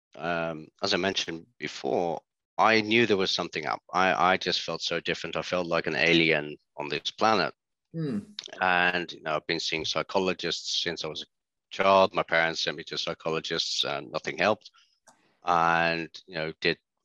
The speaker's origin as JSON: {"language": "English", "country": "Netherlands", "tie": "born or raised there", "said": "being born and growing up in the Netherlands"}